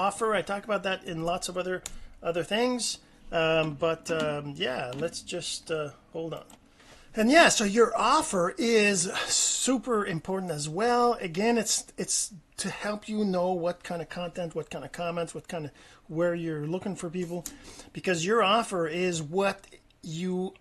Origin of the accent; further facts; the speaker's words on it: Canada; I'm Canadian